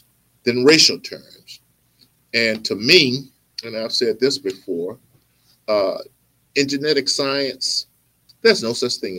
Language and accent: English; Mississippi, United States; I'm from Mississippi too.